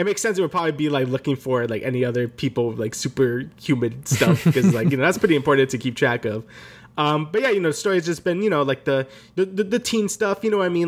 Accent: New York, United States; we're both from New York

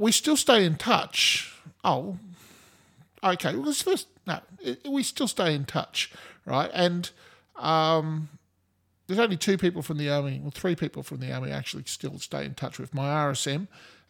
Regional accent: Australia; I'm Australian

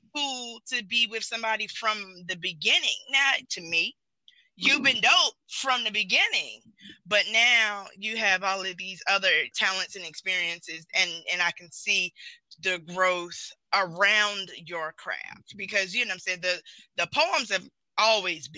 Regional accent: the South, United States; I'm from the South

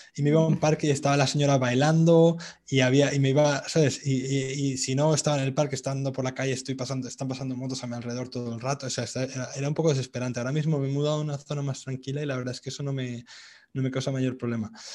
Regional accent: Madrid, Community of Madrid, Spain; moved away as an adult; also born or lived in England; now in Vietnam; en Madrid, de donde yo soy

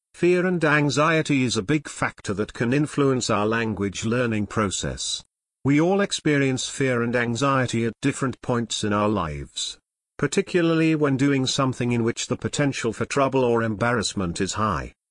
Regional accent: United States; moved away as an adult; now in China; From America.

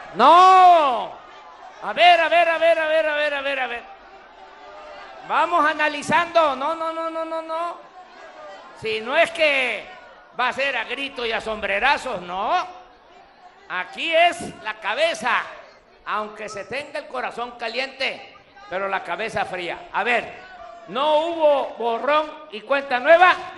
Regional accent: Macuspana, Tabasco, Mexico; moved away; aquí, en mi tierra, en mi agua

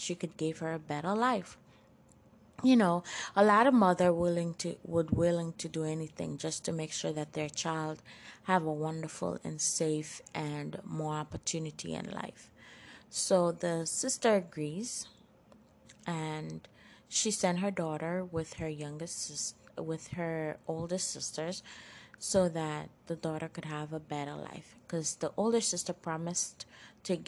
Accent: Haiti; moved away; also born or lived in Turks and Caicos Islands; I was born in Haiti and moved to the Jackson Caicos to live with my mom and stepdad.

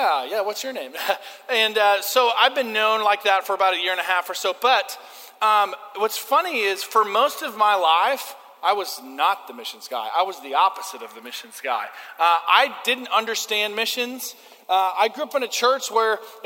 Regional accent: United States; I'm an American

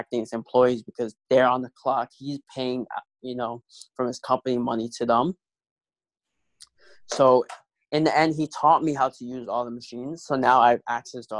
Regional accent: New York City, New York, United States; moved away as an adult; now in Buffalo, United States; I'm originally from New York City, Queens, New York City

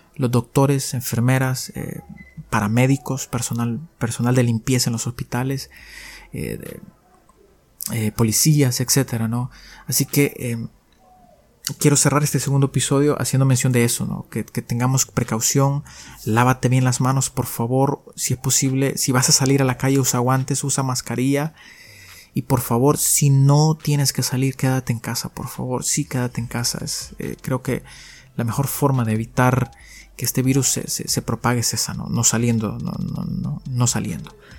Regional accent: El Salvador; soy un salvadoreño

